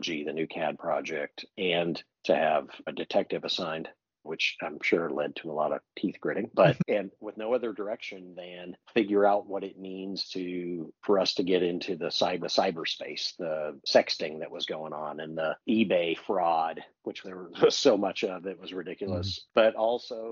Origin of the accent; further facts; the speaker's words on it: Champaign, Illinois, United States; moved away; also born or lived in San Diego, California / Redlands, California; I grew up in Champaign, Illinois, just outside of Champaign